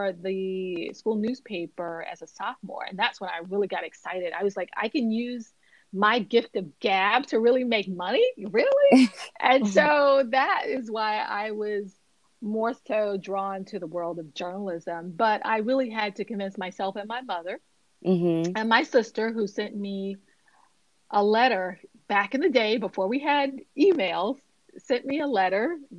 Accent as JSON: {"language": "English", "town": "Miami", "region": "Florida", "country": "United States", "tie": "born or raised there", "said": "I grew up in Miami, Florida"}